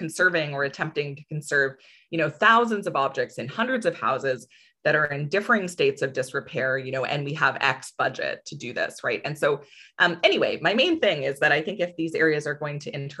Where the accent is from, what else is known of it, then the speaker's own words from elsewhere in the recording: Ontario, Canada; moved away as an adult; also born or lived in Alberta; I'm from Ontario.